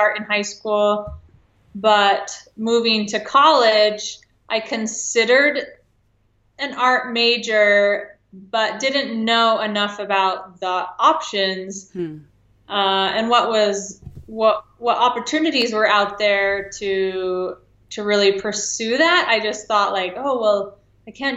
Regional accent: Farmington, Utah, United States; also born or lived in Ventura, California / Henderson, Nevada / New York City / Los Angeles; Then moved to Farmington, Utah when I was 9, and stayed in Utah for a while

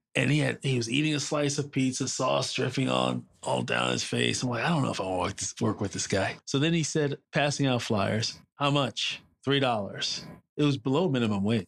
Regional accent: New York City, New York, United States; also born or lived in Brooklyn / Harlem; I was born in the People's Republic of Brooklyn, raised in Queens, and I currently live in Harlem

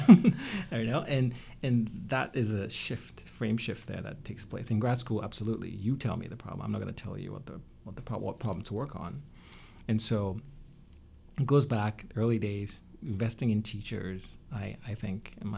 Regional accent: Tanzania; now in United States; Tanzania, my home country

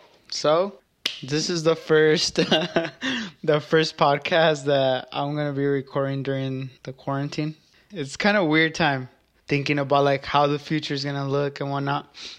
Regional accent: Apatzingán, Michoacán, Mexico; I'm from Apatzingán.

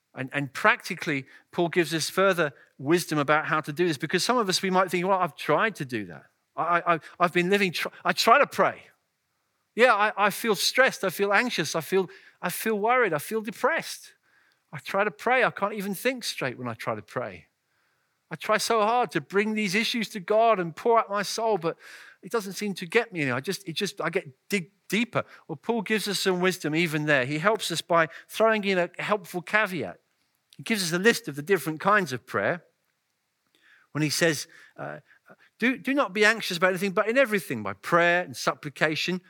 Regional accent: England, United Kingdom; my home country

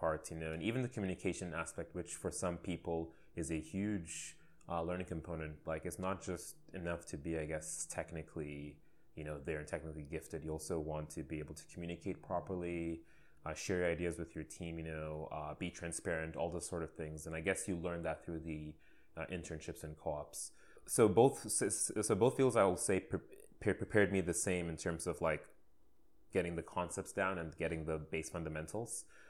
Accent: Saudi Arabia; moved away as an adult; now in Canada; I was born and raised in Saudi Arabia in the Middle East

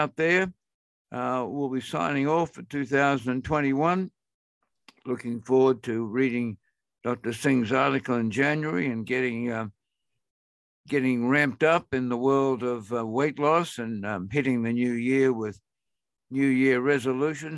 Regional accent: Brisbane, Queensland, Australia; I'm from Brisbane

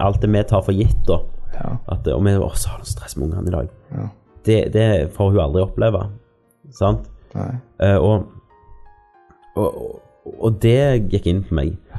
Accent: Norway; vi er født i Norge

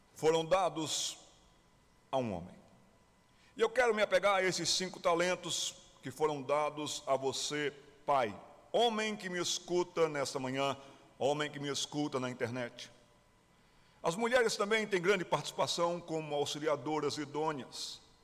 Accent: Recife, Pernambuco, Brazil; now in Ribeirão Preto, Brazil; Eu sou de Pernambuco, morei no Recife

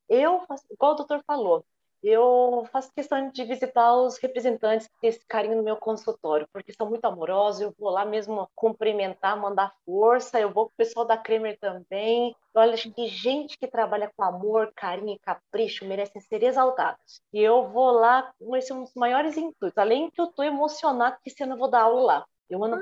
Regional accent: São Paulo, Brazil; Eu já nasci em São Paulo, moro em São Paulo, então mesmo assim, mesmo morando no interior hoje

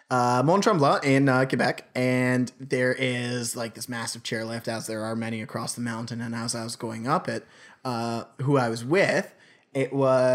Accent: Australia; I'm actually from Australia.

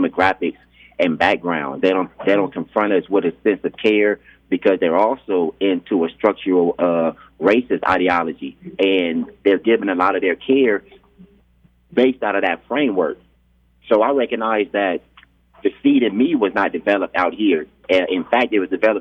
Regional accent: Stockton, California, United States; I was born and raised in Stockton, a Stocktonian

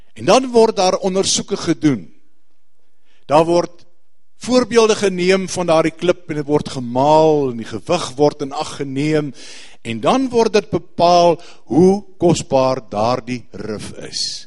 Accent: South Africa; Ons as Suid-Afrikaners

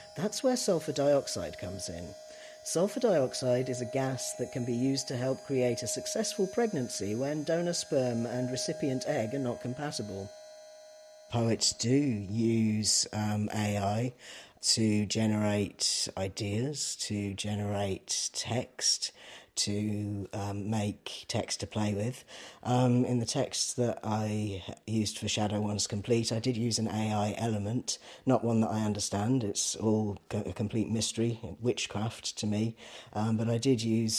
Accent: East Anglia, East of England, United Kingdom; now in Ireland

